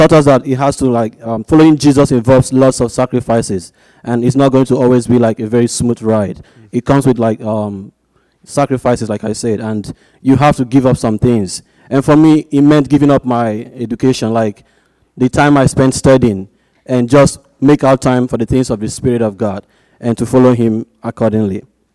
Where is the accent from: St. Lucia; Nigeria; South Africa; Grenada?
Nigeria; moved away as an adult; now in Arizona, United States; I was born and brought up in Nigeria, and I go to ASU